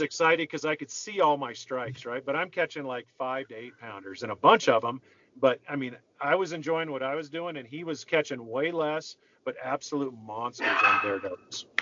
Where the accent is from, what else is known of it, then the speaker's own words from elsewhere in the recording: Minnesota, United States; growing up in Minnesota